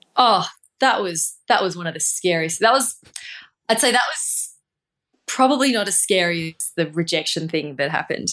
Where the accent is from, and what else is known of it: Australia; moved away